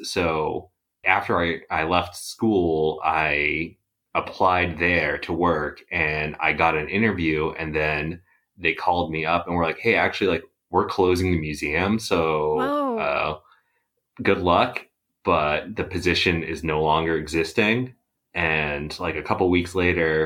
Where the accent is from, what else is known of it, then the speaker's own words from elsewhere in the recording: Worcester, Massachusetts, United States; I grew up in the Worcester area